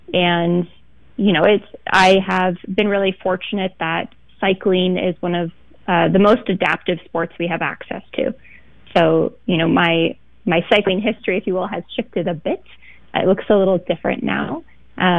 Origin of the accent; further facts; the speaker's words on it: Beaver Creek, Oregon, United States; Well, I mean, Beaver Creek is a small town, sort of on the cusp of where things get pretty rural outside of Portland. If I were to characterize my childhood, it's pretty much playing outside all the time as much as I could.